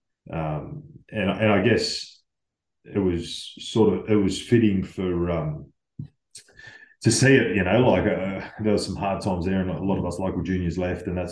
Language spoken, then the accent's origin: English; Penrith, New South Wales, Australia; I'm from Penrith